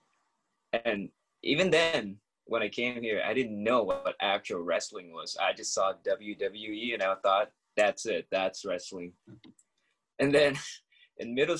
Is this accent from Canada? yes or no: no; Thailand; moved away; I'm not from here. I was born in Thailand, half Thai and Chinese